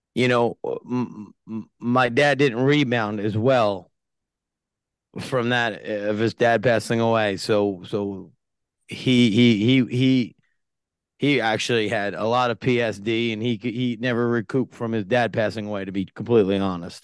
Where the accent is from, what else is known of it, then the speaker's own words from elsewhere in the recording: Yonkers, New York, United States; born and raised in Yonkers, New York.